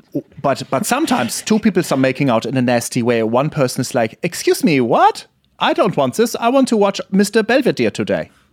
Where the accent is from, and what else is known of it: Germany